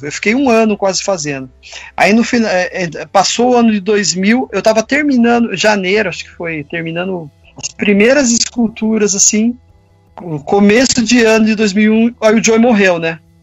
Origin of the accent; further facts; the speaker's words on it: Campinas, São Paulo, Brazil; eu sou de Campinas